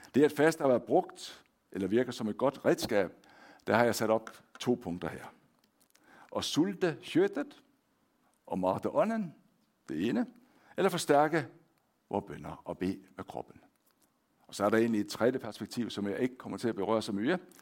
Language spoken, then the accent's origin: Danish; Denmark; accent: Danish; moved away as an adult; now in Hånes, Norway; jeg er født og opvokset i Danmark